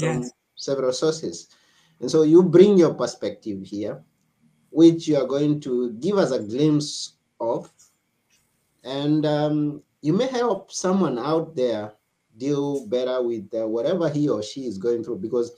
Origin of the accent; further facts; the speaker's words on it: Kenya; now in Greece; I come from Kenya myself, and I am right here in Greece right now.